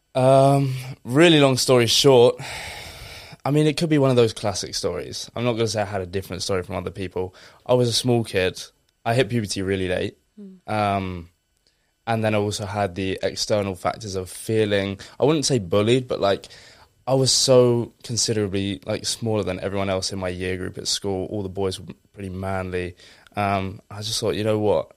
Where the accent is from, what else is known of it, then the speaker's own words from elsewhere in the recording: Essex, East of England, United Kingdom; a very normal kid from Essex